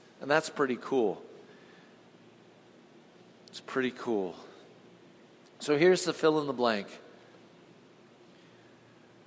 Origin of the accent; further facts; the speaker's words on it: Huntington Beach, California, United States; I grew up in Southern California, so down in Huntington Beach